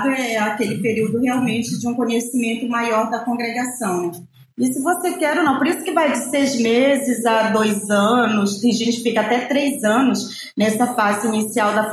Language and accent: Portuguese; Pará, Brazil; born there; also born or lived in Belém; Eu nasci na Ilha do Marajó e lá já tinha as irmãs agostinianas missionárias, que tem os padres agostinianos recoletos.